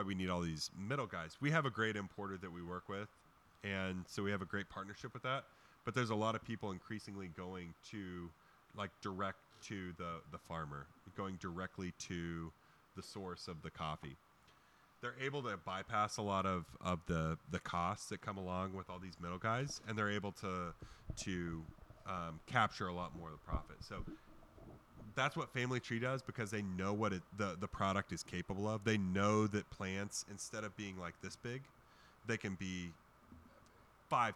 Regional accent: western Kansas, United States; I came from a farm, man. I grew up on a farm. My grandpa's a farmer out in western Kansas

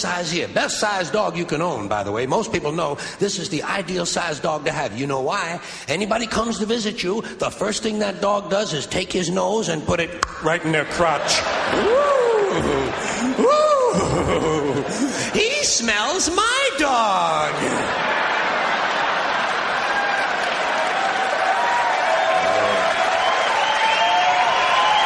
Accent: United States; I'm an American

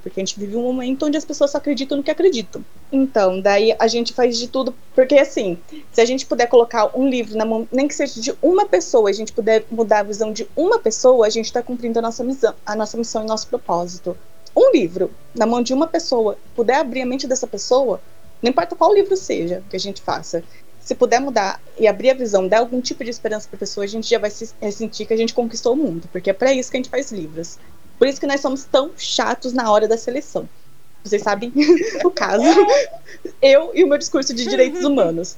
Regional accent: Brazil; moved away; also born or lived in Japan; Sendo brasileira

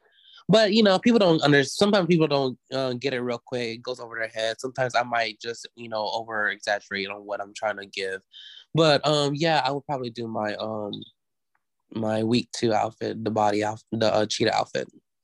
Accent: the South, United States; you know, I'm from the South, baby.

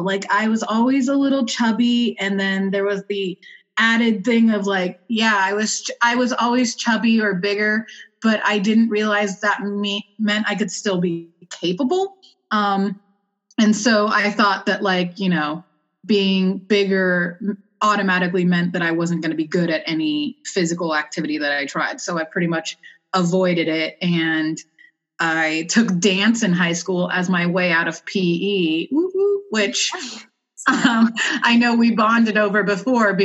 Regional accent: Los Angeles County, California, United States; moved away as an adult; now in Philadelphia, United States; I am from Los Angeles County, born and raised for 21 years. And then I moved to the cold and gritty Northeast

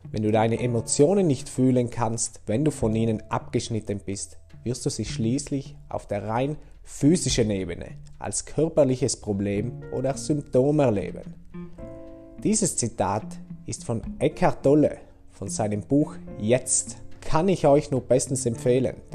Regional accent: St. Lorenzen, Trentino-Alto Adige, Italy; also born or lived in Brixen; now in Bruneck, Italy; Ich bin am 21.01.92 in Brixen geboren. Aufgewachsen bin ich in St. Lorenzen. Momentan wohne ich in Bruneck

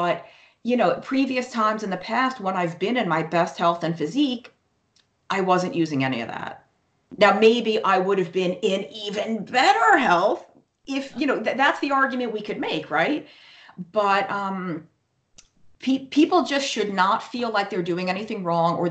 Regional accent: New York, United States; moved away; I was born and raised in New York

